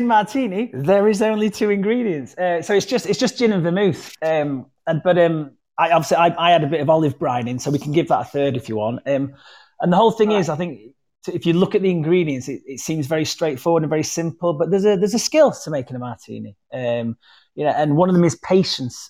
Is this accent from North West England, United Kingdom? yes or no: no; Wakefield, Yorkshire and the Humber, United Kingdom; accent: West Yorkshire; I'm from Wakefield, which is... kind of like Leeds without all the stuff.